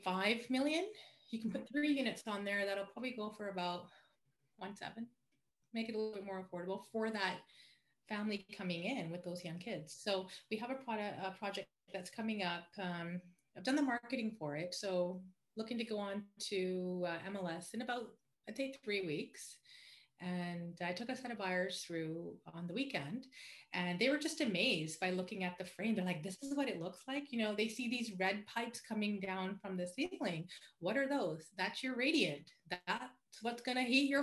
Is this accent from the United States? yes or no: no; Vancouver, British Columbia, Canada; also born or lived in Burnaby / Aldergrove / Langley / White Rock; East Van is my baby because I'm born and raised